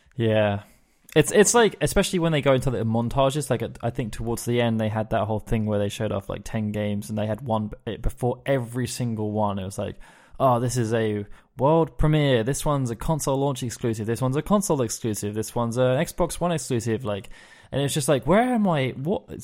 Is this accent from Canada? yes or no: no; England, United Kingdom; as an English person